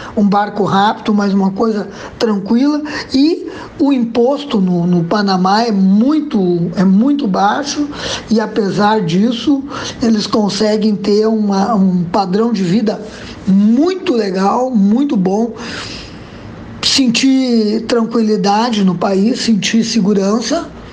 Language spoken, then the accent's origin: Portuguese; Brazil; nós brasileiros